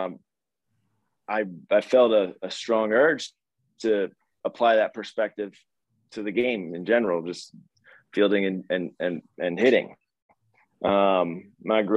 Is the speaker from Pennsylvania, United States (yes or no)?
yes; Philadelphia, Pennsylvania, United States; also born or lived in Baltimore, Maryland; I grew up being a multi-sport guy in the Philly area